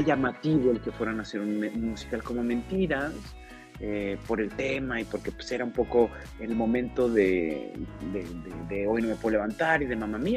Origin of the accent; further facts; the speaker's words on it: Guadalajara, Jalisco, Mexico; Yo nací creciendo crecí en Guadalajara